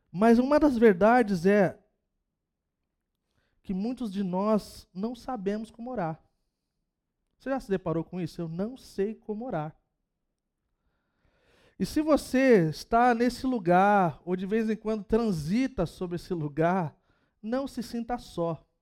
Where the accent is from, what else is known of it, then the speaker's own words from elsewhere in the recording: São Vicente, São Paulo, Brazil; Gente, sou de São Vicente, cara, 013.